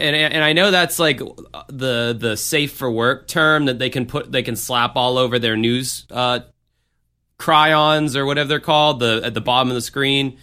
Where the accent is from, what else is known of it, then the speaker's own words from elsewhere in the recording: United States; as an American in this fucking country